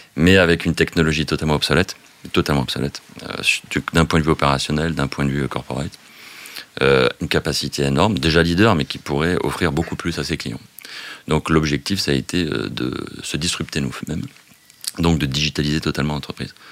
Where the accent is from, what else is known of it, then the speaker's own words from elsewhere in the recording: Biarritz, Nouvelle-Aquitaine, France; Je viens du Sud-Ouest, je viens du Pays Basque